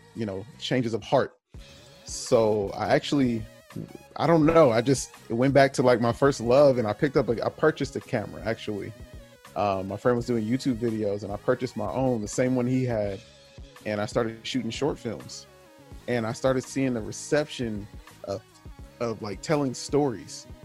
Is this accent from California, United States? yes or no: yes; Southern California, United States; also born or lived in Kansas; now in Wichita, United States; I grew up in Southern California